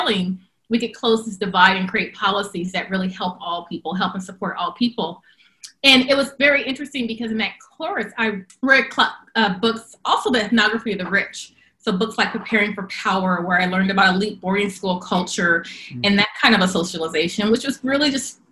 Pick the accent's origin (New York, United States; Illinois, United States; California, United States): California, United States; Long Beach; also born or lived in Compton, California / Carson, California; I grew up in Southern California, Long Beach, Compton, and Carson